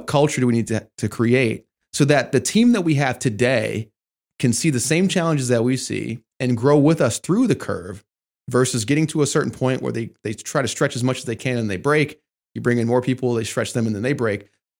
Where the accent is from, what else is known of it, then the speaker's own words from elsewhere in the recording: Michigan, United States; I mean, I grew up in Michigan, so, you know, your uncle, he's a Ford man.